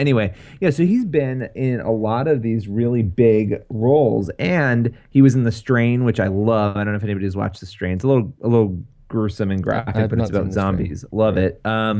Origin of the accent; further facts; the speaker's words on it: United States; Of course. I'm an American.